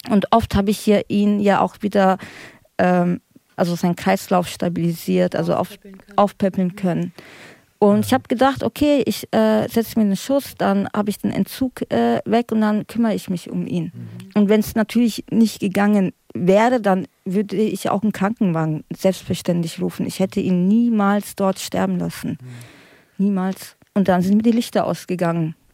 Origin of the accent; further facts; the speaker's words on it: Bavaria, Germany; und ich komme ja aus Bayern, also ich bin dort aufgewachsen